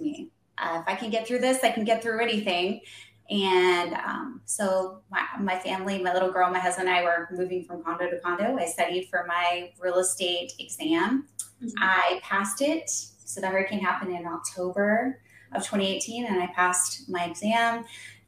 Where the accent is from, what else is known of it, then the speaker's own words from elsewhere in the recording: Florida, United States; I'm originally from Florida